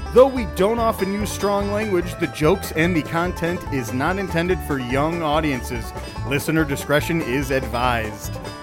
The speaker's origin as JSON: {"language": "English", "town": "Elkhorn", "region": "Wisconsin", "country": "United States", "tie": "born or raised there", "said": "I grew up in the Elkhorn area."}